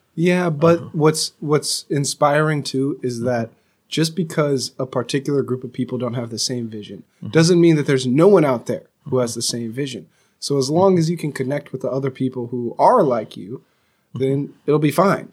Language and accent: English; California, United States; I'm from California